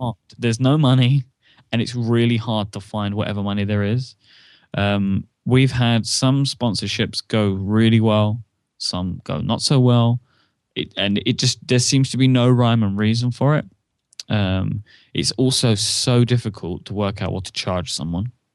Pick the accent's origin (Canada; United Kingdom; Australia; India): United Kingdom; I'm a British person